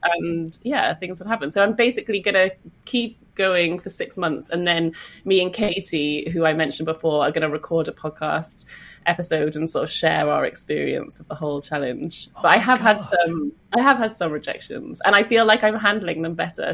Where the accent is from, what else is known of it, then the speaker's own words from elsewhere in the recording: Welsh, Wales, United Kingdom; I'm Welsh